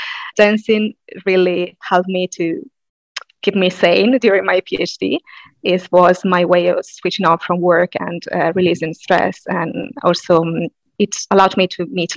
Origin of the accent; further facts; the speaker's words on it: Sardinia, Italy; moved away as an adult; also born or lived in Padua; I'm Italian. More specifically, I am from Sardinia